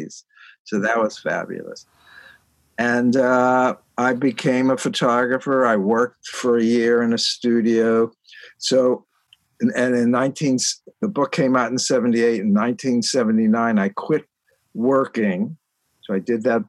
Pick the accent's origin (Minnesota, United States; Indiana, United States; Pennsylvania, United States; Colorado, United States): Pennsylvania, United States; Pittsburgh; also born or lived in Aschaffenburg, Germany; I'm from Pittsburgh. I grew up there